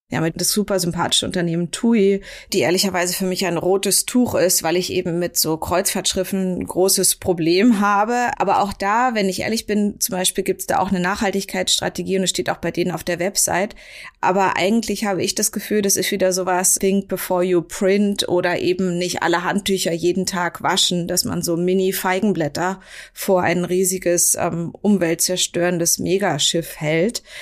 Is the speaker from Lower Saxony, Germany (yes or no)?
no; Berlin, Germany; ich bin ja eine sehr eingefleischte Berlinerin